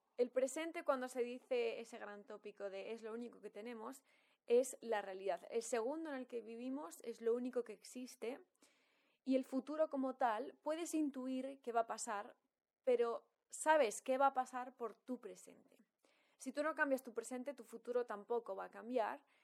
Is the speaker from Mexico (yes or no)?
no; Valladolid, Castile and León, Spain; moved away as an adult; also born or lived in Madrid / London / Bali; yo me he criado en Valladolid